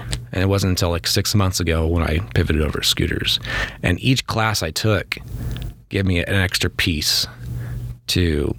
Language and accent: English; California, United States; moved away as an adult; now in Rexburg, Idaho, United States; I'm from California. Came over here about three semesters ago with my wife